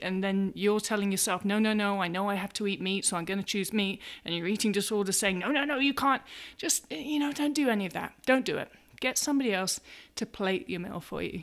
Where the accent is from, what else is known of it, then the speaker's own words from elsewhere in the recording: England, United Kingdom; moved away as an adult; now in United States; I'm, I'm English, I'm living in America